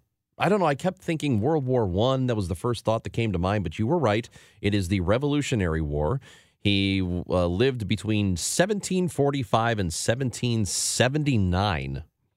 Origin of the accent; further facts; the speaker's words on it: Illinois, United States; growing up in Illinois